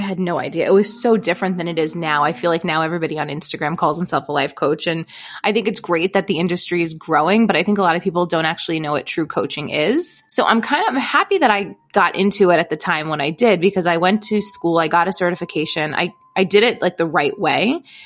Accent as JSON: {"language": "English", "town": "Brooklyn", "region": "New York", "country": "United States", "tie": "born or raised there", "also_born_or_lived": "East Village, Manhattan", "said": "I grew up in Brooklyn, New York"}